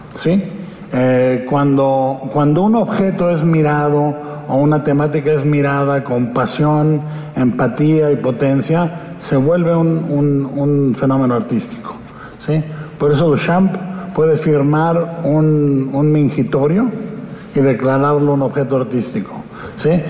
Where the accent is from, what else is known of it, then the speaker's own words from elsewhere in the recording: Guadalajara, Jalisco, Mexico; en López Cotilla viví de niño, en Pedro Moreno y Robles Gil, con mi abuela